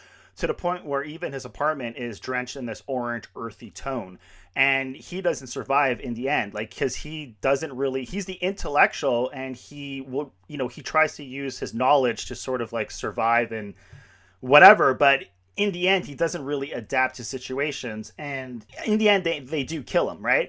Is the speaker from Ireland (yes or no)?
no; Canada; I grew up in Canada